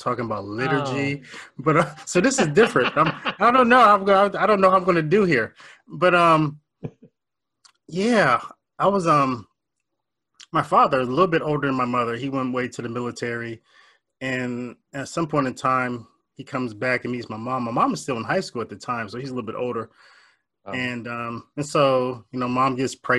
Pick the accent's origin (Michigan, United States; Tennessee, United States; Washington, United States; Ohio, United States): Ohio, United States; Warren; I was born and raised in Northeast Ohio, a little town called Warren, Ohio